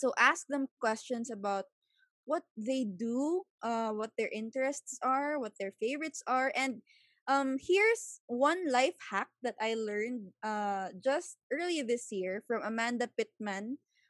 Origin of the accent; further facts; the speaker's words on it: Cagayan de Oro, Northern Mindanao, Philippines; I'm also from CDO.